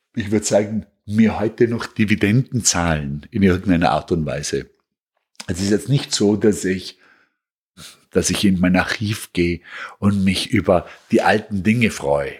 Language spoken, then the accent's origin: German; Bregenz, Vorarlberg, Austria; moved away as an adult; also born or lived in Vienna; now in New York, United States; ich komme aus Bregenz, das ist am Bodensee eine kleine, schöne, angenehme Stadt, in der sich sehr gut aufwachsen lässt